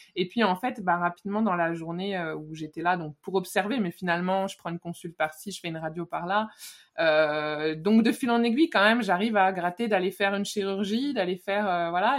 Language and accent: French; Lyon, Auvergne-Rhône-Alpes, France; moved away as an adult; jusque là j'ai un peu tout fait sur Lyon, là où j'ai vécu quand j'étais petite